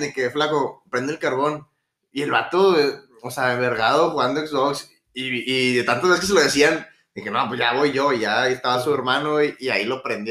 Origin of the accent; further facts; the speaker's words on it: Monterrey, Nuevo León, Mexico; Yo creo que el único hobby como todo regio es